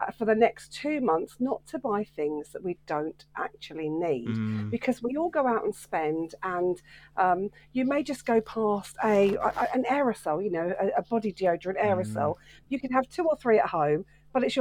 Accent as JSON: {"language": "English", "town": "Welwyn Garden City", "region": "East of England", "country": "United Kingdom", "tie": "born or raised there", "said": "my hometown centre of Welwyn Garden City"}